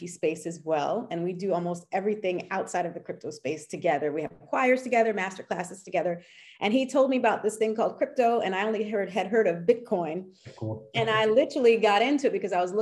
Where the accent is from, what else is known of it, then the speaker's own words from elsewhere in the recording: United States; moved away as an adult; now in Paris, France; I am American and French. I moved to Paris back in 2000